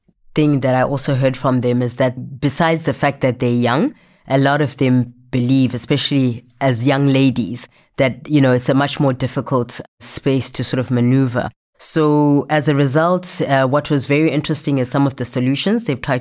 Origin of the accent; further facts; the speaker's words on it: Zimbabwe; moved away; I'm from Zimbabwe